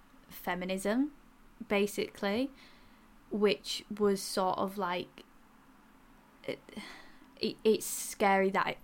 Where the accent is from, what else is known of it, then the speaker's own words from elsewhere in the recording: Yorkshire and the Humber, United Kingdom; accent: Yorkshire; my Yorkshire accent.